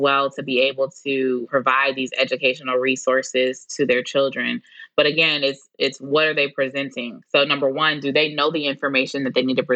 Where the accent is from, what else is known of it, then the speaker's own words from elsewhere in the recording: Detroit, Michigan, United States; now in Houston, United States; I'm 33 years old and I'm from Detroit. So it was a part of our educational curriculum